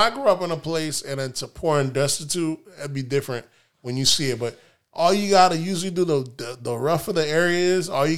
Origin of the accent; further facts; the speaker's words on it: Palm Beach, Florida, United States; We grew up in Palm Beach, bro. Palm Beach is one of the richest areas in Florida.